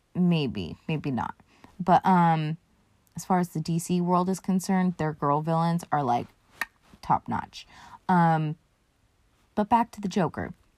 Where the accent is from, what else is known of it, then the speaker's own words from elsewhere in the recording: United States; I'm from America